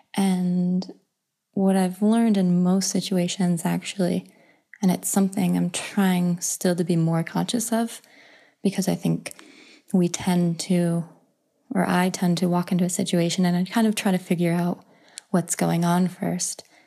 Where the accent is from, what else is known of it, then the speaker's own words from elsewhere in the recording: United States; I'm an American woman